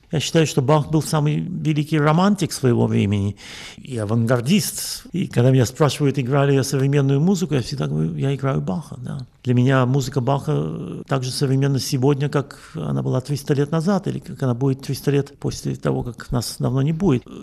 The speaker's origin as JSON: {"language": "Russian", "country": "Russia", "tie": "born or raised there", "also_born_or_lived": "Latvia / Israel", "moved": "as an adult", "lives_now": "Europe", "said": "Я родился в Латвии, я учился в Петербурге и в Москве, в России вырос. Потом я эмигрировал в Израиль. Живу я в Европе уже больше 30 лет."}